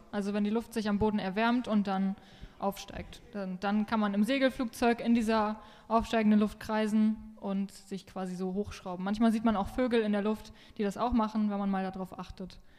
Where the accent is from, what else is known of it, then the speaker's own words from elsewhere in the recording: Lower Saxony, Germany; Ja, ich bin …, ich komme hier aus dem Wendland und fliege auch schon seit 2016